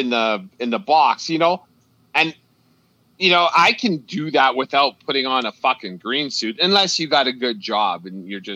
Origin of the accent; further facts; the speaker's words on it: Canada; It's good because, as a Canadian fan, even though two of those franchises I can't fucking stand, it'll be good for Canadian content.